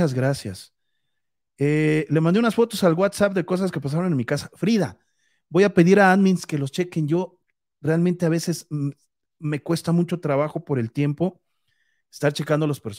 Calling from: Aguascalientes, Mexico; De Aguascalientes

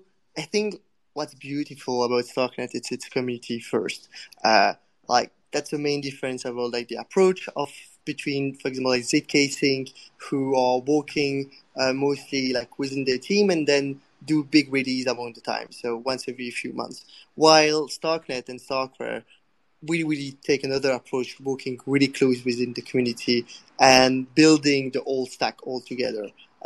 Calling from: Prague, Czechia; today I'm talking from Prague. So if anyone is in Prague, I'm happy ping me as well.

